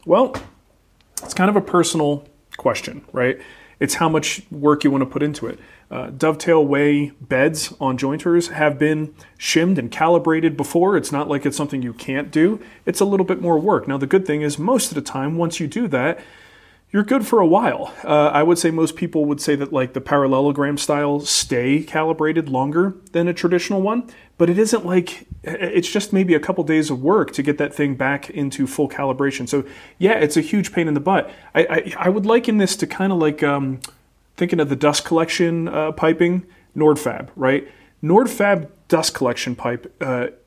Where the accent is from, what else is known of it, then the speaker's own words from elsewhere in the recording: New Jersey, United States; moved away; when I grew up in New Jersey with a father named Mario and a brother named Mario